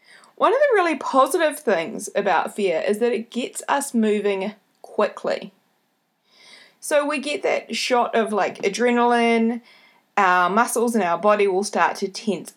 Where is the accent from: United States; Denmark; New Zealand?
New Zealand; accent: Kiwi; my Kiwi accent